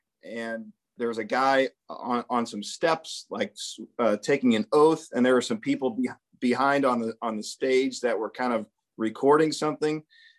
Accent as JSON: {"language": "English", "region": "Missouri", "country": "United States", "tie": "born or raised there", "said": "Growing up in Missouri, when I was a kid"}